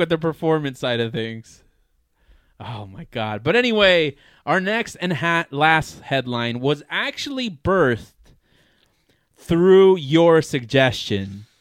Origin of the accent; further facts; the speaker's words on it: United States; I'm American.